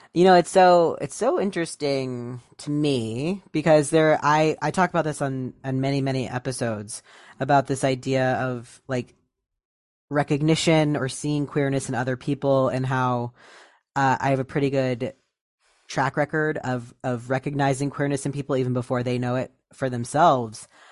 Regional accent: Ohio, United States; moved away; I moved away from Ohio a while ago

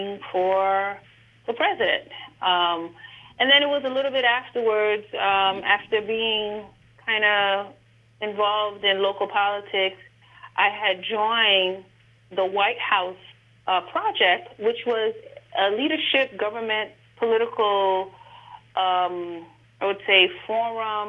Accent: New York City, New York, United States; I grew up in Brooklyn, New York, in the Flatbush

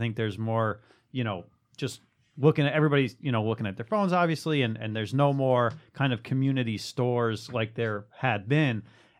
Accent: New York City, New York, United States; born or raised there

